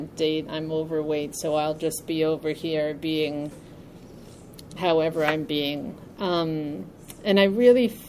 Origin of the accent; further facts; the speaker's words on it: New York, United States; I'm from New York